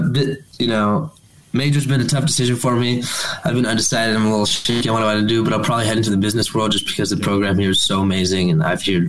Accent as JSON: {"language": "English", "town": "Claremont", "region": "California", "country": "United States", "tie": "born or raised there", "said": "So I grew up in Claremont, which is a really tiny city."}